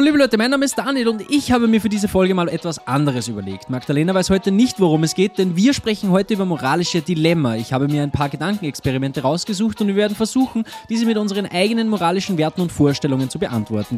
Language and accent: German; Austria; bei uns in Österreich ist und es umgangssprachlich oft so, dass man sagt, es macht etwas Sinn oder oder der, das Monat